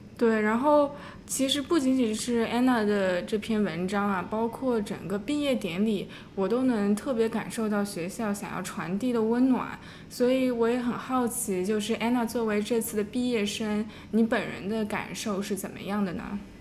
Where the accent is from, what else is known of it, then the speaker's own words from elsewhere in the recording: Shanghai, China; moved away; 我能出生在上海，在这个包容性很高的城市里成长